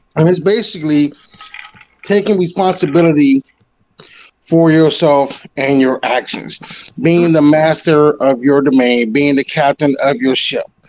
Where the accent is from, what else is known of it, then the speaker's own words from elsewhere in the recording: Detroit, Michigan, United States; now in Colorado, United States; I'm originally from Detroit, Michigan